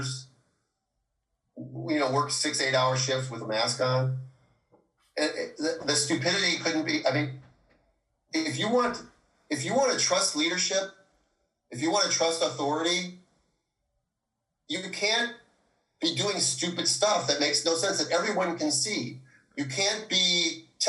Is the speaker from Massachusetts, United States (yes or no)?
no; Minnesota, United States; now in California, United States; I'm from Minnesota